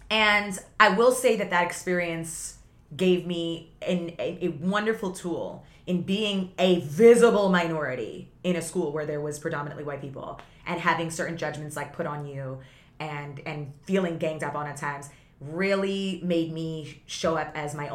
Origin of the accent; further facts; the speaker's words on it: Guyana; I come from Guyana, where my family comes from Guyana